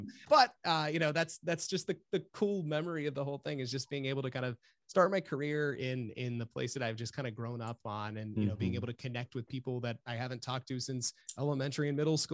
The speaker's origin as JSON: {"language": "English", "area": "Washington County", "region": "Maryland", "country": "United States", "tie": "born or raised there", "said": "I born and raised in Washington County, Maryland, which is where we have both of our stations"}